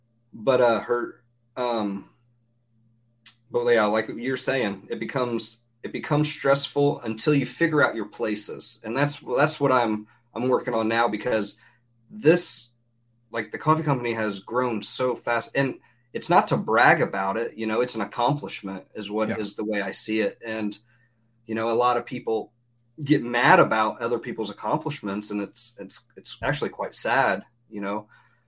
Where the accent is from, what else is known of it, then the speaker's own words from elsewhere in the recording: Cincinnati, Ohio, United States; also born or lived in Seattle; I'm originally from Cincinnati, Ohio. And I lived in Seattle for 8 years while I was in the Army.